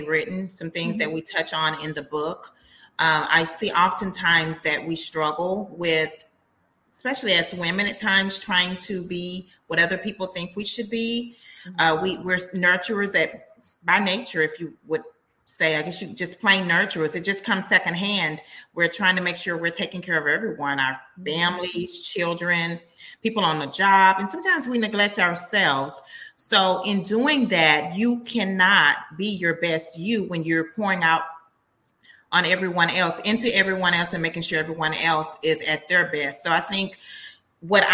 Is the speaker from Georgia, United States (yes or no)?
no; Texas, United States; I am a native Texan, and I am a writer